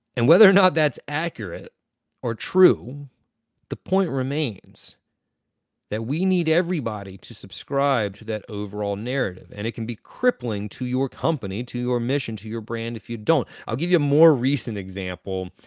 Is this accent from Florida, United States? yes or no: no; Eastern North Carolina, United States; I am from Eastern North Carolina